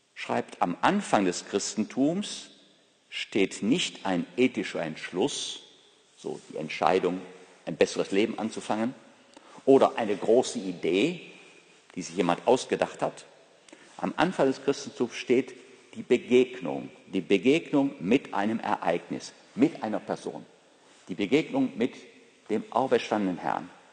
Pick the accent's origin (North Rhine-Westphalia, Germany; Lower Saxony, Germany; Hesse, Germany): North Rhine-Westphalia, Germany; Ruhr area; aus meiner Heimat, aus dem Ruhrgebiet.